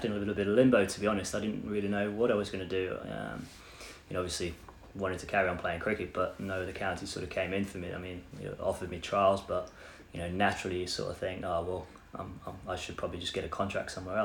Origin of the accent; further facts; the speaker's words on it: Ormskirk, North West England, United Kingdom; moved away; also born or lived in Haslingden; I was still going back home to play for Ormskirk.